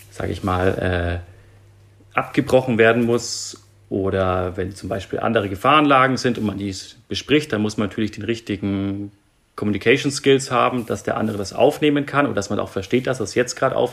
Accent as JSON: {"language": "German", "town": "Nuremberg", "region": "Bavaria", "country": "Germany", "tie": "born there", "said": "geboren in Nürnberg"}